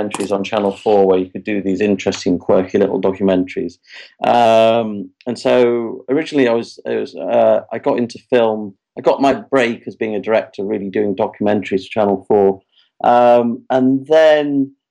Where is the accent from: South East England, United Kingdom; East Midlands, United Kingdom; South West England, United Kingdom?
East Midlands, United Kingdom; Derbyshire; I'm from Derbyshire. When I was a kid, a little cinema in Derby called the Metro